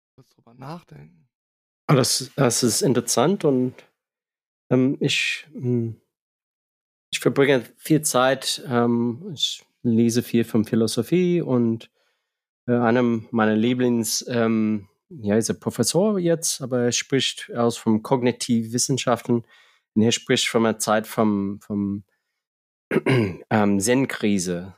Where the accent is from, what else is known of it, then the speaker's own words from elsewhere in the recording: United States; moved away; als Amerikaner